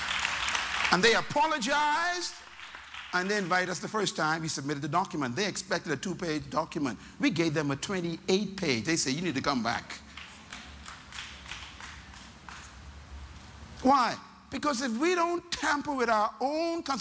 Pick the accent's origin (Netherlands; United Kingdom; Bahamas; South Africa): Bahamas; Nassau; I'm from Baintown